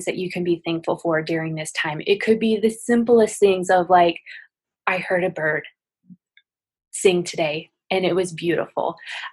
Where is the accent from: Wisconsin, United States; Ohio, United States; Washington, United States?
Washington, United States; Spokane; I'm currently in Spokane, Washington, my hometown